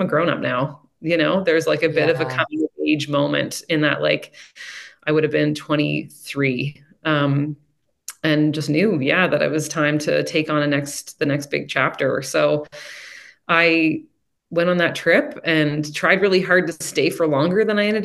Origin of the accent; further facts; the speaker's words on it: Prince Edward Island, Canada; growing up in Prince Edward Island and in a rural part of the island